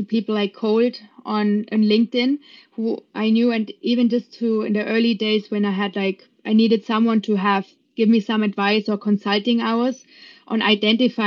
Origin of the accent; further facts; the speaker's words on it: Germany; moved away as an adult; now in United States; I grew up in Germany